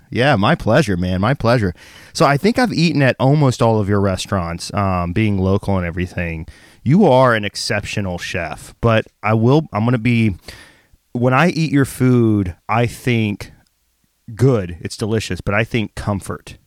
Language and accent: English; the South, United States; I grew up very poor in the South